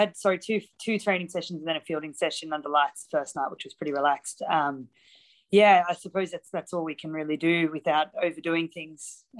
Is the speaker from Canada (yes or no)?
no; Australia; I had growing up in Australia